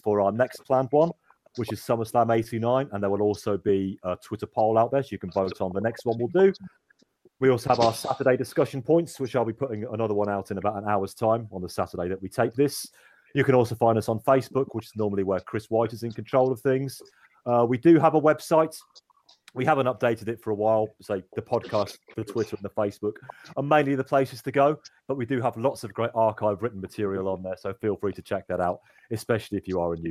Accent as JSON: {"language": "English", "country": "United Kingdom", "said": "We're all British"}